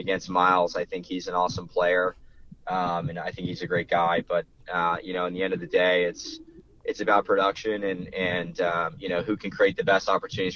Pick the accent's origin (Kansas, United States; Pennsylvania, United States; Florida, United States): Florida, United States; I'm from Florida.